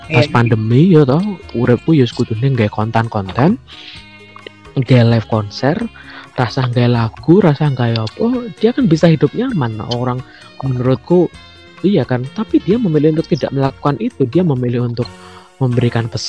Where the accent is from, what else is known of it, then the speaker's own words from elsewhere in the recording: Java, Indonesia; mungkin kita sebagai orang Jawa dan kita punya kita lahir di kota yang melahirkan banyak seniman